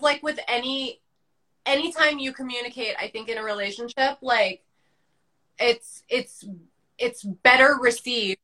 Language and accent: English; New York, United States; growing up in New York